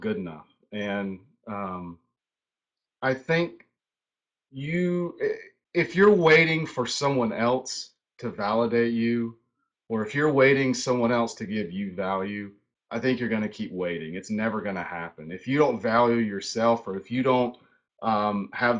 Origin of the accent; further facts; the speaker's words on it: High Point, North Carolina, United States; moved away as an adult; now in Charlotte, United States; I grew up in High Point. So High Point, North Carolina.